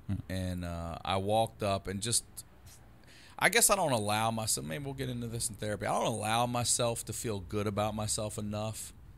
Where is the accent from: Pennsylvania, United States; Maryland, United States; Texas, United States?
Maryland, United States; Baltimore; moved away; Baltimore originally.